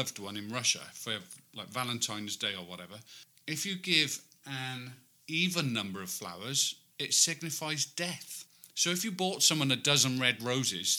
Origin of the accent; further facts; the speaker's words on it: Wales, United Kingdom; the only Welsh person amongst us three